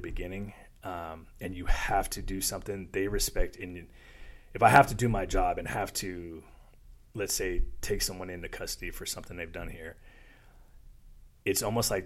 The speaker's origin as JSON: {"language": "English", "region": "South Florida", "country": "United States", "tie": "born or raised there", "said": "I grew up in South Florida"}